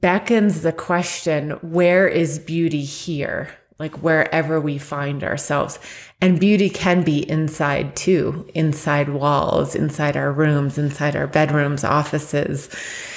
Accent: New York, United States; I grew up in New York

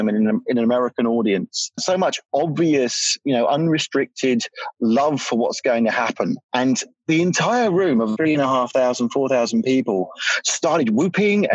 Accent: United Kingdom; I'm British

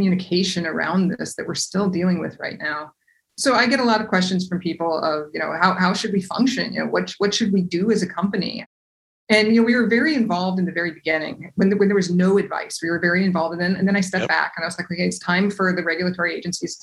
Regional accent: Seattle, Washington, United States; I grew up in Seattle

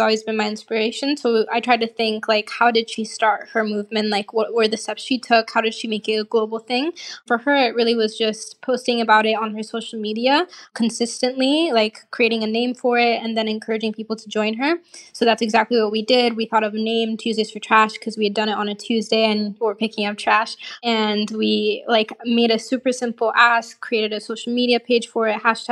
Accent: Portland, Oregon, United States; moved away as an adult; also born or lived in Lagos, Nigeria; now in Israel; I grew up in Nigeria. I lived there till I was 8 years old.

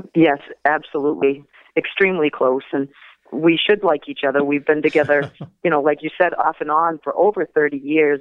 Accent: Machiasport, Maine, United States; also born or lived in Portland, Maine; I was actually born in Portland, Maine, but I grew up in Machias Port.

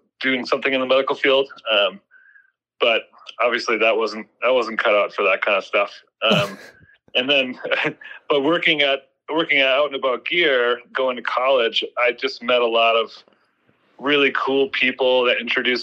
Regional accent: St. Cloud, Minnesota, United States; moved away as an adult; also born or lived in Montana / Wisconsin; St. Cloud State University, which is in my hometown, St. Cloud.

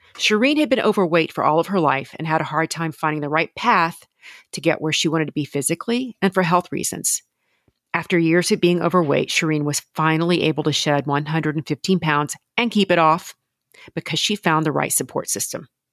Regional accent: Louisiana, United States; I'm from Louisiana.

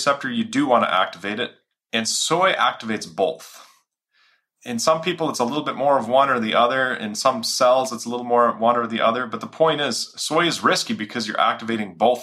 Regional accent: Minnesota, United States; it had 50 families in our area where I grew up in Minnesota

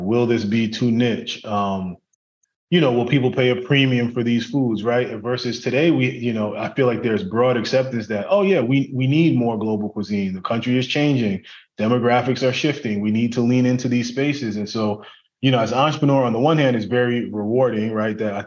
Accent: New York City, New York, United States; I grew up in Brooklyn in a really big family

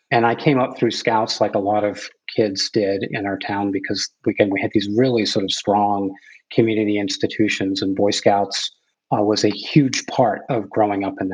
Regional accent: New Hampshire, United States; So I grew up in a small town in New Hampshire. My family's been in New England since 1620 when they got off the boat. So we've been here for a very, very long time. And my family's very much small town, rural New England

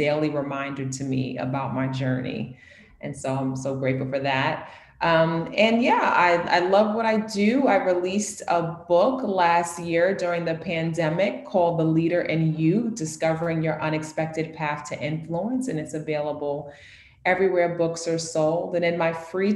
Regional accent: New York City, New York, United States; also born or lived in Harlem / the Bronx; I am a born, born and raised New Yorker. I'm from New York City

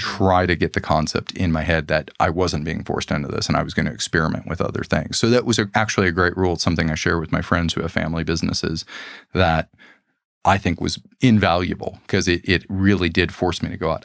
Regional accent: Los Angeles, California, United States; We grew up in Los Angeles

